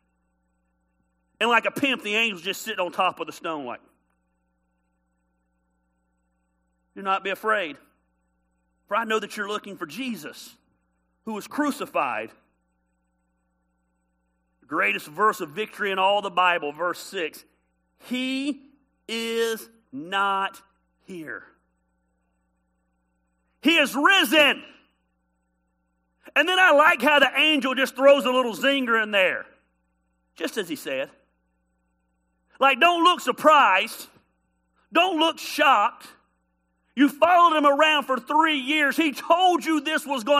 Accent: Decatur, United States; I'm from the country. I'm from Decatur.

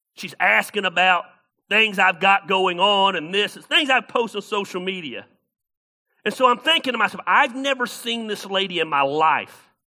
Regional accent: the South, United States; moved away as an adult; also born or lived in Ames, Iowa; I'm from the South.

